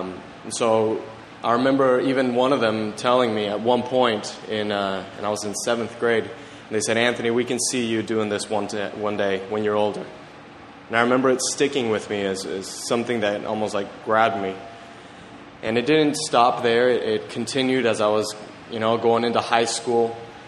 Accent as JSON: {"language": "English", "region": "Mexico City", "country": "Mexico", "tie": "born or raised there", "said": "I grew up in Mexico City, and I was a missionary kid."}